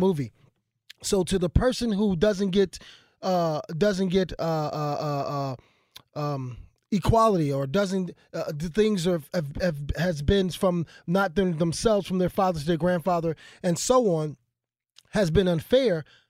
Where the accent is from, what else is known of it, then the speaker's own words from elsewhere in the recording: Philadelphia, Pennsylvania, United States; I come from Philadelphia